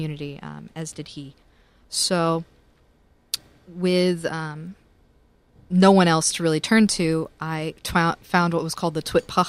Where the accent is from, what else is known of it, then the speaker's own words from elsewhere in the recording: Tennessee, United States; now in New York, United States; And I'm a Southerner